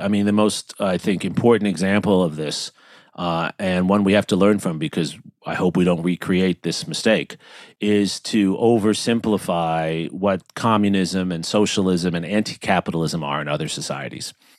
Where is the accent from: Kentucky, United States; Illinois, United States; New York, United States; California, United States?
New York, United States; New York City; I grew up in New York